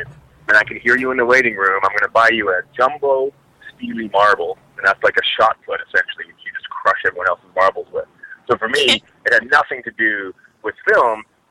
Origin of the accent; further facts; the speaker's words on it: Edmonton, Alberta, Canada; I'm originally from Edmonton, Alberta, Canada